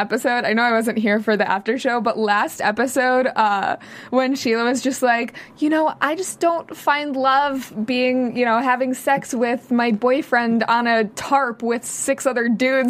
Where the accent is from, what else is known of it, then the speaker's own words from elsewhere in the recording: Chicago, Illinois, United States; I grew up in Chicago and, I grew up in the suburbs, but I actually lived right downtown in River North.